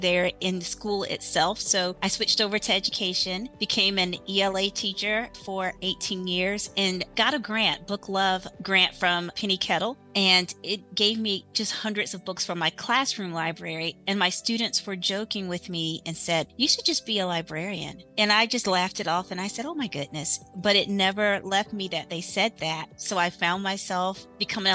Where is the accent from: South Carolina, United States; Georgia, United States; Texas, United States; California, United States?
South Carolina, United States; I am from South Carolina.